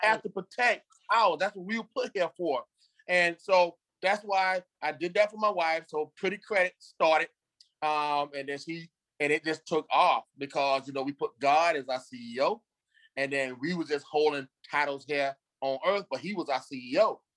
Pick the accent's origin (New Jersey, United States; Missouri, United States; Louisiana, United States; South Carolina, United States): South Carolina, United States; Beaufort; moved away as an adult; also born or lived in Greenville, South Carolina; I'm from the Carolinas. I'm from uh, Beaufort, South Carolina. Um, I graduated in '89 from high school in Beaufort